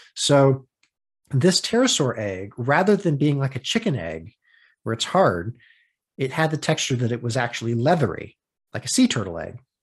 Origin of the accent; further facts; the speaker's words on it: United States; I'm from the States.